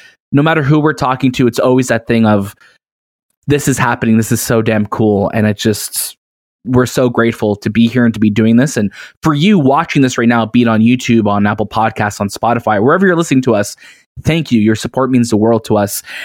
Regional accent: Toronto, Ontario, Canada; we're from Toronto

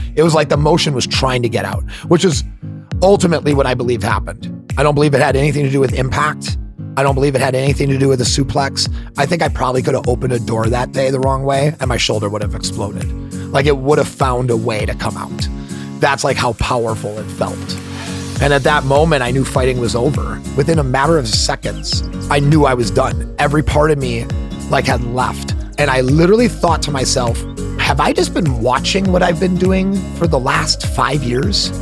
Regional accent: Milwaukee, Wisconsin, United States; I grew up in Milwaukee, Wisconsin

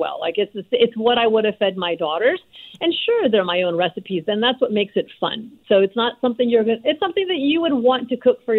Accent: India; moved away; also born or lived in Lahore, Pakistan (ancestry); I was born in India, and my parents are Punjabi from Lahore

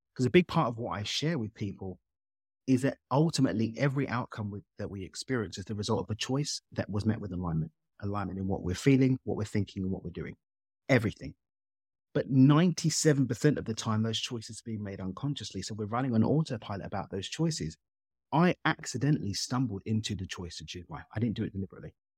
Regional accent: London, United Kingdom; child of Zimbabwean immigrants born and raised in East London in the U K.

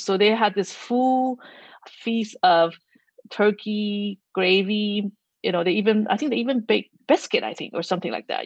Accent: Taiwan; now in United States; Back home in Taiwan

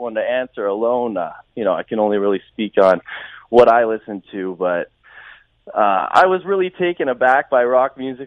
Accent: Mount Brydges, Ontario, Canada; also born or lived in London, Ontario; I'm actually from Mount Bridges

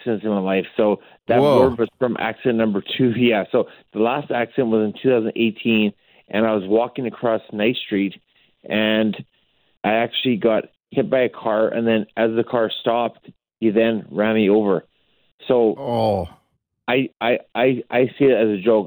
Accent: Fernie, British Columbia, Canada; also born or lived in Cranbrook, British Columbia; I grew up in Fernie, BC, which was a really small town.

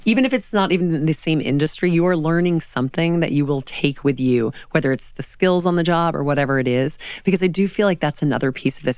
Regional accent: the South, United States; now in New York City, United States; growing up in the South as a woman

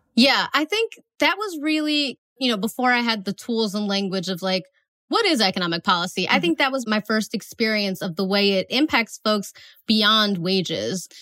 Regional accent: Northeast Ohio, United States; moved away as an adult; also born or lived in Atlanta, Georgia; I'm from Northeast Ohio, so we have a NASA center that's close to us. And when I was in high school, I worked there in the summers

